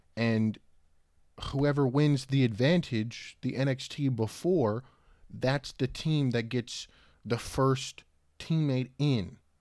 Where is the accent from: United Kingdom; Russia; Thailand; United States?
United States; Richmond, Virginia; I was born in Richmond, Virginia